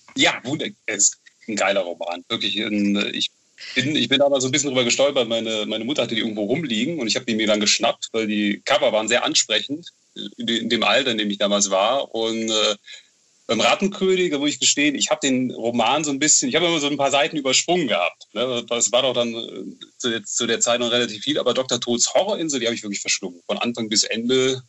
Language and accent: German; Bonn, North Rhine-Westphalia, Germany; ich bin, ich bin, ich bin Bonner